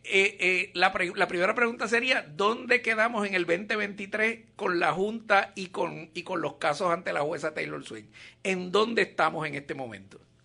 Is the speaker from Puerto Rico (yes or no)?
yes; Puerto Rico; ya tú sabes cómo somos los boricuas con esto de los apellidos